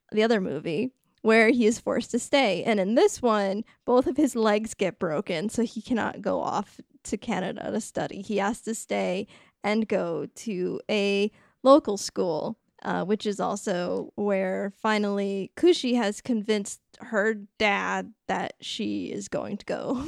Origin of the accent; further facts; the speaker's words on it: Rhode Island, United States; A sound that I literally cannot make because I'm from Rhode Island.